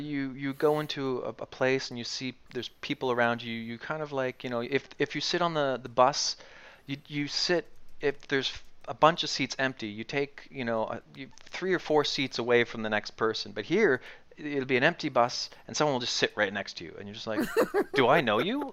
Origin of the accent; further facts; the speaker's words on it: Dartmouth, Nova Scotia, Canada; moved away as an adult; now in Kyiv, Ukraine; we come from Canada where people smile all the time, and Nova Scotia where people smile even more than